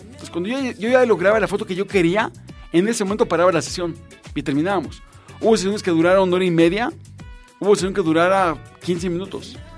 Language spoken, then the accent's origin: Spanish; Mexico; somos mexicanos y lo afortunados que somos de ser mexicanos